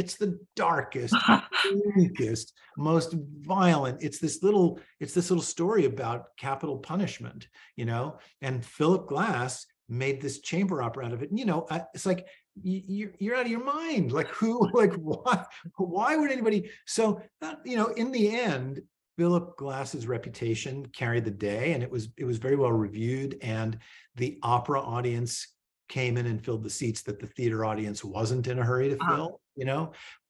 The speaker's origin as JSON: {"language": "English", "region": "New York", "country": "United States", "lives_now": "San Diego, United States", "said": "Because I'd never lived there. It's not my hometown. And suddenly this guy from New York shows up with a whole set of references and a cultural framework and an idea of theater."}